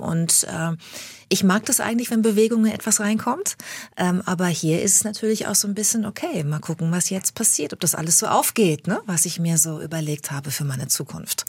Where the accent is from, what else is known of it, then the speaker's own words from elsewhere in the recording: Bad Lippspringe, North Rhine-Westphalia, Germany; moved away; also born or lived in Hamburg; Ich bin sehr ländlich aufgewachsen in Bad Lippspringe, das ist bei Paderborn, in Ostwestfalen am Teutoburger Wald.